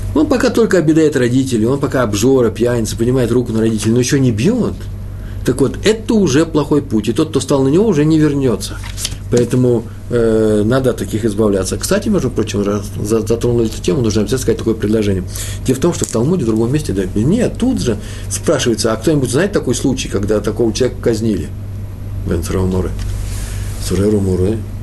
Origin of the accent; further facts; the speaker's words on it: Russia; moved away; also born or lived in Odessa; я же из России, я из того мира